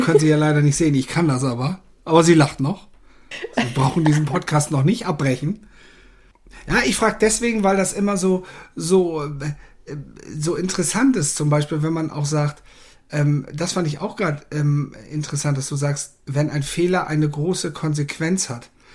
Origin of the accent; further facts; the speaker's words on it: the North, Northern Germany, Germany; bei uns im Norden